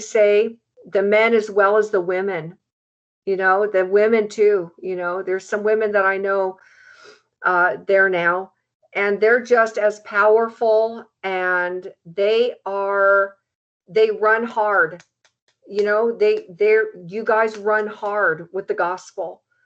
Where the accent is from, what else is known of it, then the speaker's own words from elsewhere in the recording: United States; as an American